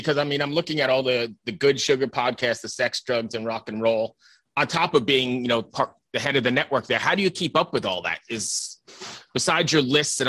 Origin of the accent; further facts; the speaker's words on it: Valley Stream, New York, United States; I grew up in Valley Stream, Long Island